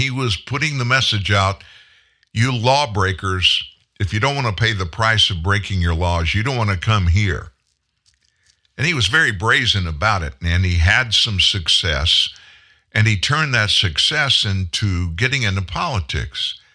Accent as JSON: {"language": "English", "region": "Louisiana", "country": "United States", "said": "And I happen to be one of them. I'm an exception in that I don't talk like I'm from South Louisiana. And I did, but when I got into radio at a young age and went through early part of my career in radio, I lost the accent."}